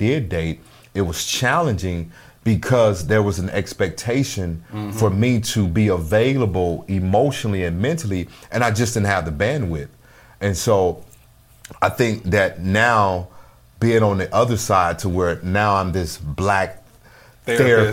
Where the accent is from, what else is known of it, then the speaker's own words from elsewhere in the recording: the South, United States; growing up in the South, you know, as I did